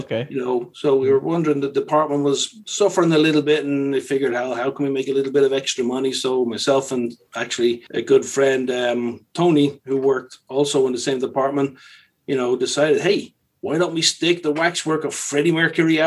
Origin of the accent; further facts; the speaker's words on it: Dublin, Leinster, Ireland; moved away as an adult; also born or lived in London; originally I'm from Dublin, Ireland.